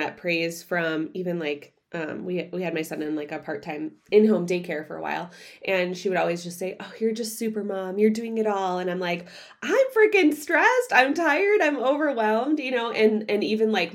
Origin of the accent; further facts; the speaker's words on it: Midwest, United States; I grew up in the Midwest